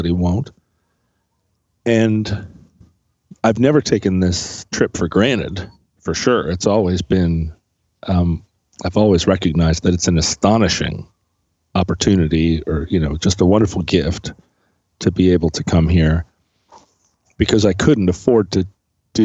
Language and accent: English; Alaska, United States; moved away; also born or lived in Seattle; I was growing up in Alaska